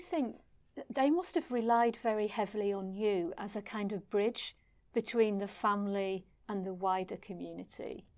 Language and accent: English; Stretford, North West England, United Kingdom; moved away as an adult; now in Singapore; I'm from Stretford in Manchester, and never in my life did I expect to be propelled halfway across the world and end up living in Singapore.